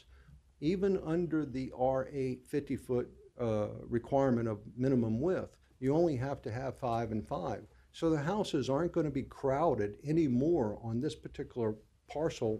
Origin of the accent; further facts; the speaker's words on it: Norfolk, Virginia, United States; I was born and raised on Bayview Boulevard a long, long time ago.